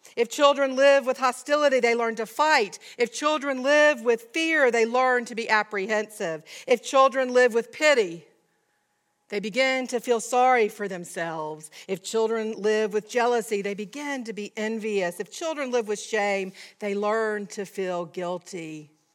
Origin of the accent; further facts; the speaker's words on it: Georgia, United States; I'm a Southerner, a Georgian, to be more specific, from a small town.